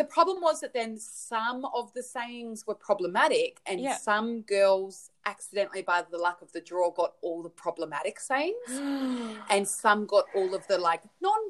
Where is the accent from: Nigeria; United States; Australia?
Australia; Australian, and it's kilos, but I think it's like 45 kilos or something like that.